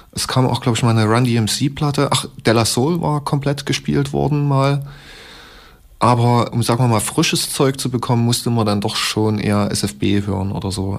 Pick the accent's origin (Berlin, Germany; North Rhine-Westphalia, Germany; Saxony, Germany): Saxony, Germany; Leipzig; Ich komme aus Leipzig, bin fast 36 Jahre alt